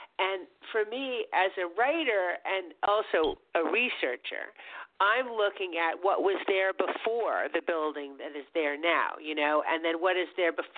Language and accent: English; New York City, New York, United States; I grew up here in Manhattan.